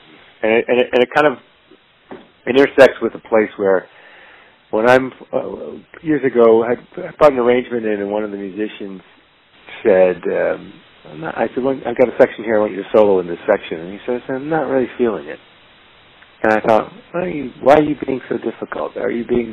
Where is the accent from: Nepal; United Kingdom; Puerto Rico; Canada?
Canada; Toronto, Ontario; moved away as an adult; also born or lived in Hamilton, Ontario / Kincardine, Ontario / Montreal; now in New York, United States; I was born in Hamilton, Ontario, and I was raised in a small town called Kincardine, but mostly in Toronto, Ontario, and I lived there until I was in my mid-20s